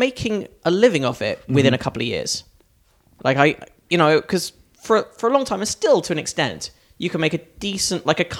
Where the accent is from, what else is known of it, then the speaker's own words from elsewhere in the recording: Northwood, London, United Kingdom; moved away; also born or lived in Hampstead / Crouch End; I grew up in a town called Northwood, which is kind of near